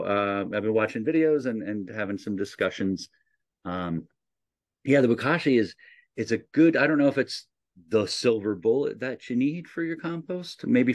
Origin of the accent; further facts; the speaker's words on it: New Jersey, United States; You know, I come from New Jersey. We weren't allowed to have chickens.